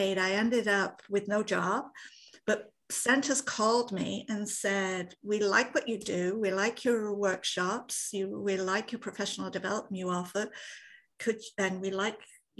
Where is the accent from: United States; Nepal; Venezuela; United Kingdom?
United Kingdom; moved away as an adult; now in Nova Scotia, Canada; I'm originally from Britain